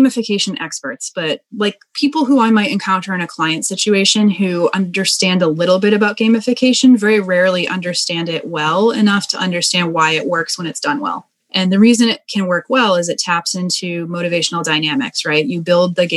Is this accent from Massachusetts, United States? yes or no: yes; Boston, Massachusetts, United States; So I'm originally from Boston.